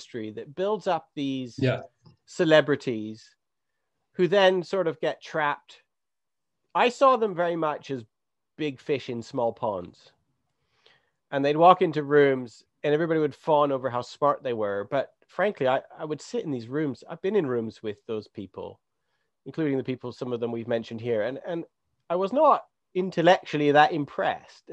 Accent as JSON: {"language": "English", "town": "Three Hills", "region": "Alberta", "country": "Canada", "tie": "born or raised there", "said": "growing up in Three Hills"}